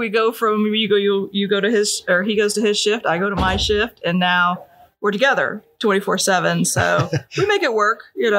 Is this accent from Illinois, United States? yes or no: yes; Alton, Illinois, United States; I grew up in the Alton area.